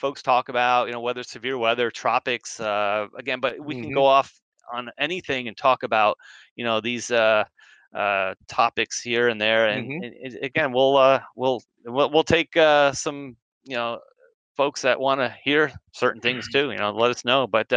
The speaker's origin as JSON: {"language": "English", "town": "Edison", "region": "New Jersey", "country": "United States", "tie": "born or raised there", "said": "I grew up in Central Jersey. I grew up in Edison"}